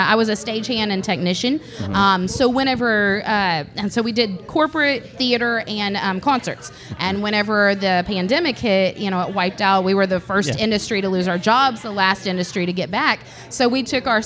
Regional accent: Southeast Kansas, United States; moved away; I grew up in Southeast Kansas, okay. Little town of 3,000 people

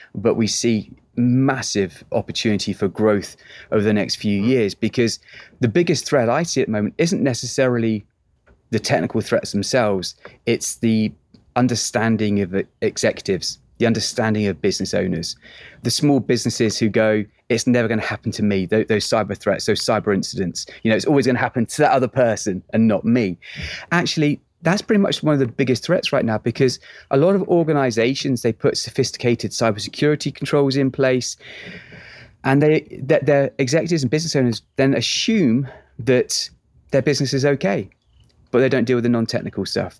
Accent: England, United Kingdom; moved away as an adult; now in Texas, United States; I'm an Englishman now living in Texas

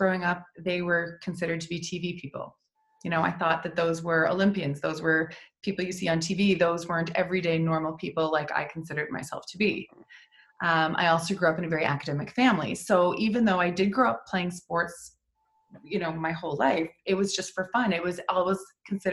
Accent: Prince Edward Island, Canada; I grew up in Prince Edward Island.

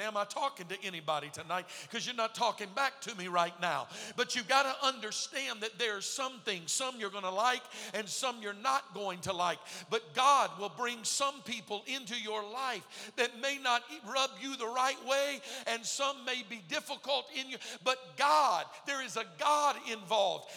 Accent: Texas, United States; moved away; I was raised in Texas

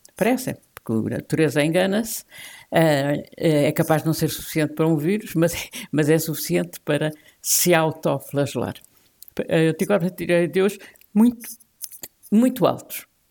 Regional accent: the South, southern Portugal, Portugal; Eu sou do Sul, pertenço ao Sul

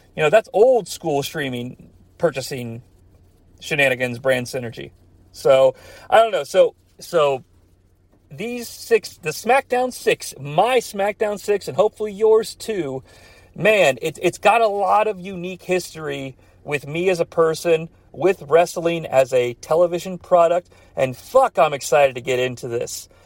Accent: United States; My hometown was like an hour away from Cincinnati

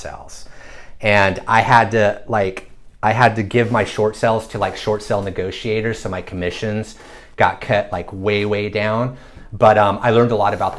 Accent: Northern California, United States; moved away as an adult; now in San Diego, United States; I grew up in Northern California, moved to San Diego with my wife and daughter

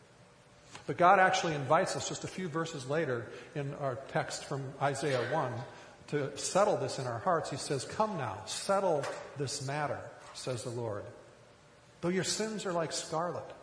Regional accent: rural Minnesota, United States; I grew up in rural Minnesota.

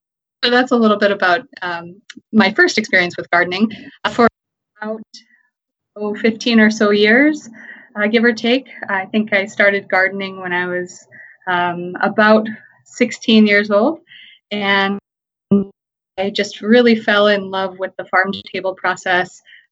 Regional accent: Colorado, United States; born there; also born or lived in California / St. Louis; I was born in Colorado, then we moved in California, and we were there for a while. Then we moved to St. Louis.

